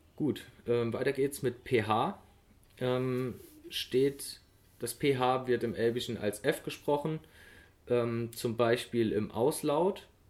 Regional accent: Germany; für uns Deutsche

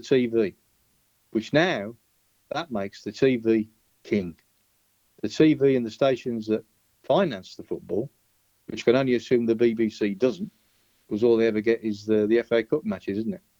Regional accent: Birmingham, West Midlands, United Kingdom; now in Spain; a boy from my hometown

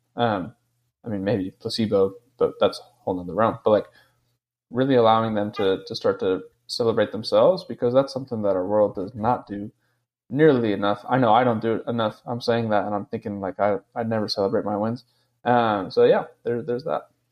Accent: East Coast, United States; I'm from the East Coast

